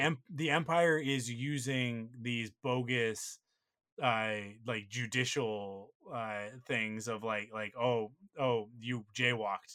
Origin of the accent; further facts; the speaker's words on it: Vancouver, British Columbia, Canada; I grew up in Vancouver